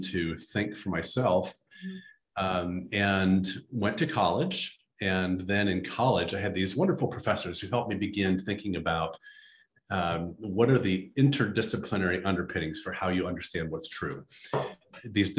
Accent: Midwest, United States; I grew up in the Midwest on a farm in a very conservative tradition

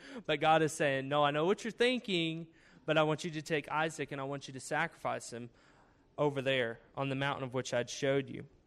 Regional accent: Cedarville, Arkansas, United States; I am from Arkansas, Cedarville, Arkansas, with a population of under uh, 2,000, uh, 1,333 people to be exact. So it's a small town, uh, small town school, graduated with a class of 52

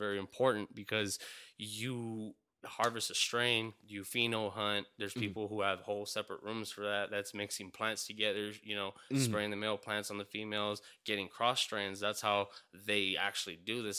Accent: Los Angeles, California, United States; moved away as an adult; now in Phoenix, United States; I'm from East Los Angeles, California

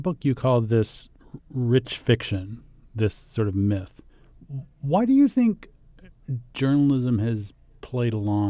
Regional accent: Texas, United States; I grew up in on the Texas-Mexico border, and I'm really interested in like the coverage of migrants

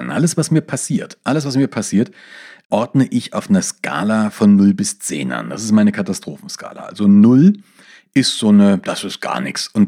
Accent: East Germany, Germany; born there; ich bin ja im Osten geboren und ich war hinter geschlossenen Grenzen gestanden.

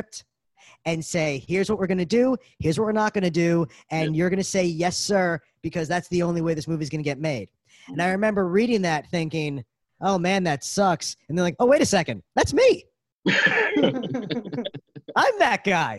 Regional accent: New York City, New York, United States; I'm from Brooklyn

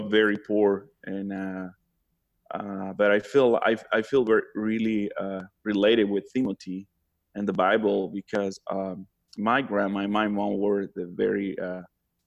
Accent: Honduras; moved away as an adult; now in Bakersfield, United States; I am from Honduras

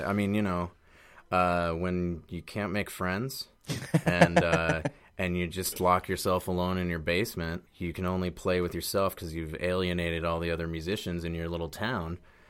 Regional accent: Boston, Massachusetts, United States; moved away as an adult; now in Brooklyn, United States; Boston, and outside Boston, yeah. Suburban Boston.

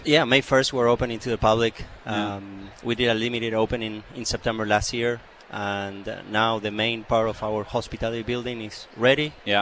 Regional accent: Argentina; also born or lived in Chile; now in Canada; I'm from Argentina originally

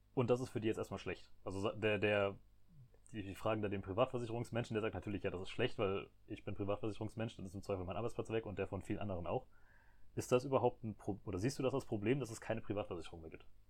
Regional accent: Germany; als Deutsche

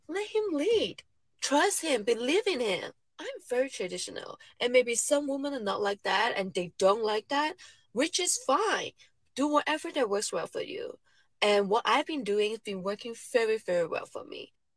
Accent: Hong Kong; I'm Chinese. I'm from Hong Kong.

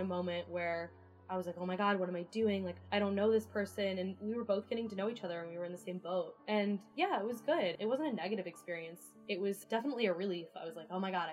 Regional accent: California, United States; moved away as an adult; I'm from California

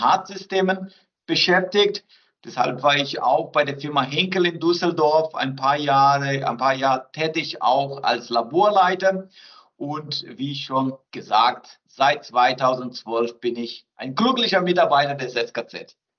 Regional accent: southern Brazil, Brazil; German is a second language; moved away as an adult; also born or lived in France / Bayreuth, Germany; now in Fichtelgebirge, Germany; ich bin gebürtiger Brasilianer

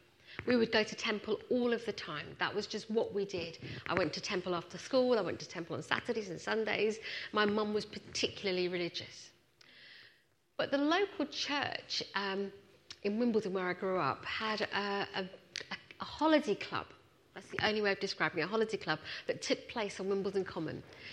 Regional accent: Punjab, India; born there; moved away; As you can tell, I'm Indian. I wasn't born in this country. I was born in India, in the north, in Punjab.

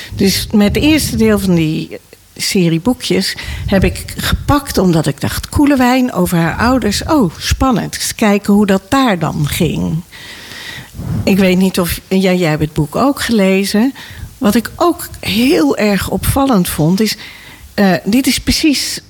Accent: Nijkerk, Gelderland, Netherlands; ik ben opgegroeid in Nijkerk

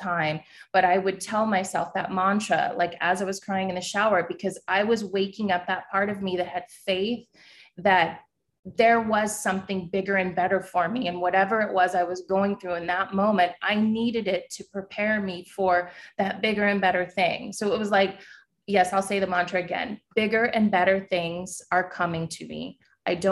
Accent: New York City, New York, United States; I'm a New Yorker

